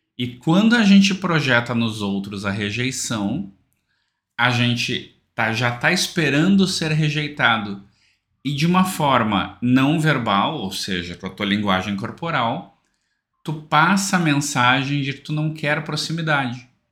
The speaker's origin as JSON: {"language": "Portuguese", "region": "South Region", "country": "Brazil", "said": "eu sou aqui do Sul"}